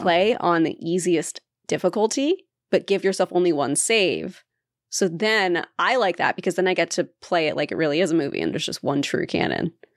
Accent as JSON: {"language": "English", "region": "Appalachia", "country": "United States", "tie": "born or raised there", "said": "we grew up near Appalachia"}